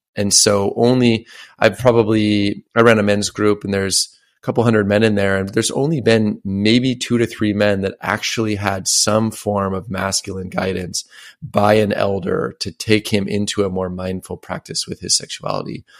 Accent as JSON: {"language": "English", "region": "Washington", "country": "United States", "tie": "born or raised there", "said": "my hometown, I lived in Washington State. It's a very small town"}